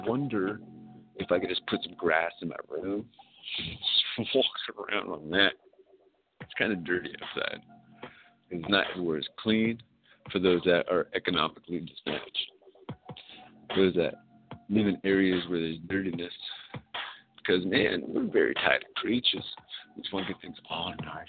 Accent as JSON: {"language": "English", "region": "California", "country": "United States", "said": "I'm from California"}